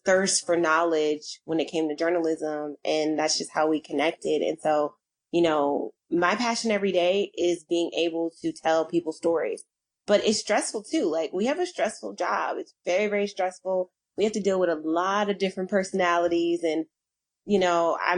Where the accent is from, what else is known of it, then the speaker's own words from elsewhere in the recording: Philadelphia, Pennsylvania, United States; I was born in Philadelphia, Pennsylvania.